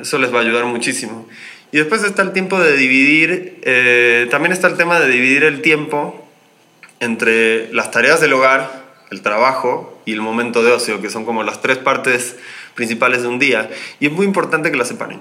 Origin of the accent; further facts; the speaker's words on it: Argentina; moved away as an adult; now in Mexico City, Mexico; yo soy argentino, pero llevo ya varios años radicado en esta ciudad